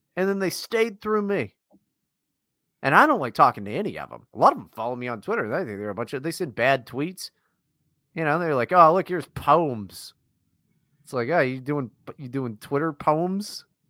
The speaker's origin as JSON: {"language": "English", "region": "West Virginia", "country": "United States", "tie": "born or raised there", "said": "I grew up in West Virginia as well"}